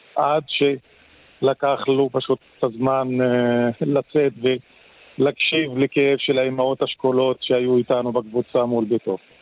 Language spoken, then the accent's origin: Hebrew; Israel; כערבי שחסר לי את הדמוקרטיה מאז 48' ולא מאז 67'